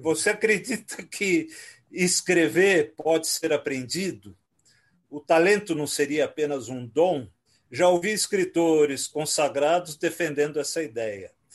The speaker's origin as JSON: {"language": "Portuguese", "region": "São Paulo", "country": "Brazil", "tie": "born or raised there", "also_born_or_lived": "Rio de Janeiro"}